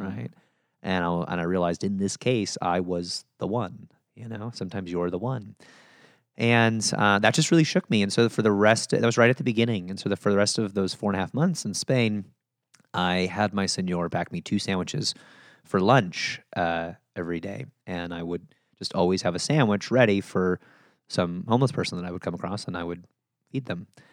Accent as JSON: {"language": "English", "town": "Chicago", "region": "Illinois", "country": "United States", "tie": "born or raised there", "moved": "yes", "said": "grew up just outside of Chicago in the suburbs"}